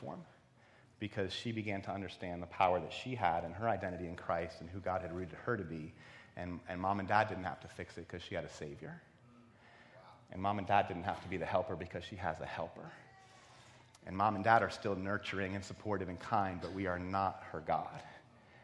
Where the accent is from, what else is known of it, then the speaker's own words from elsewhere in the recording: East Coast, United States; moved away as an adult; also born or lived in Ohio; I grew up on the East Coast.